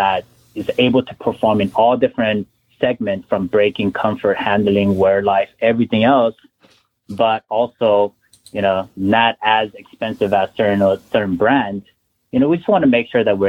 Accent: the West, West Coast, United States; I'm from the West.

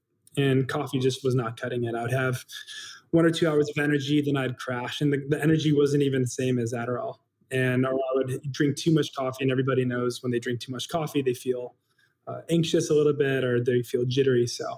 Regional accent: Chicago, Illinois, United States; growing up in the South Side of Chicago.

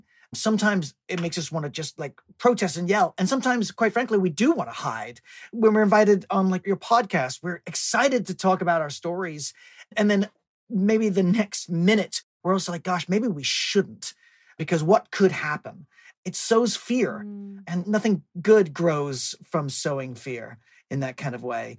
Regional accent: East Texas, United States; also born or lived in England; now in Austin, United States; I moved to Texas from England with my family when I was a little kid. And I've been very grateful to grow up in Texas, very proud Texan

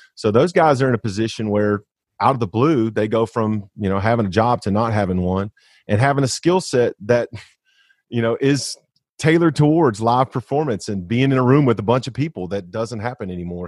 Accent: Arkansas, United States; I know there's no way I go as far as I do if I'm not from Arkansas

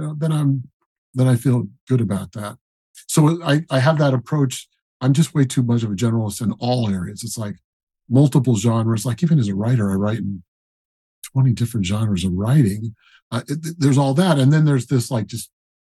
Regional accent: Colorado Springs, Colorado, United States; moved away; also born or lived in Denver, Colorado; I grew up in Colorado Springs. And Denver, mostly Colorado Springs.

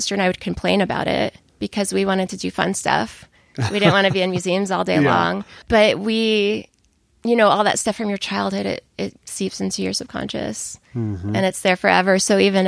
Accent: Southern Connecticut, United States; moved away as an adult; also born or lived in Boston; now in Austin, United States; So I grew up in Southern Connecticut, about an hour from Manhattan.

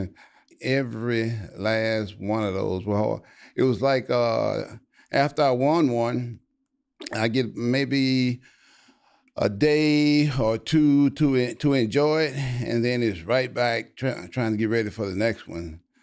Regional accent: Louisiana, United States; moved away as an adult; now in Texas, United States; I was from Louisiana and I lived in Louisiana my whole life. But when I graduated college, and I moved to Texas.

